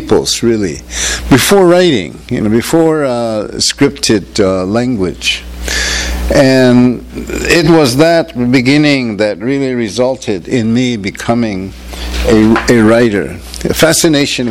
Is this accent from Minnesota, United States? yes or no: no; Acoma Pueblo, New Mexico, United States; also born or lived in Albuquerque, New Mexico; I'm from Acoma Pueblo in New Mexico. As some of you know, it's out west, you know, where I grew up in New Mexico, partly on the homeland, which is usually known as the Acoma Pueblo Reservation